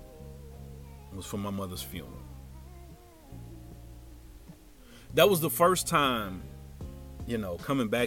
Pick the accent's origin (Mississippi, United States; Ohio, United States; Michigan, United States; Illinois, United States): Ohio, United States; Cincinnati; moved away as an adult; also born or lived in Tampa, Florida; every time I would come home to Cincinnati